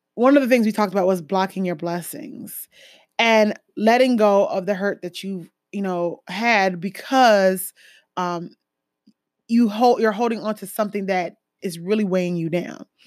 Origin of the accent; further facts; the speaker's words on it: Jamaica; I'm West Indian, um, Caribbean, Jamaican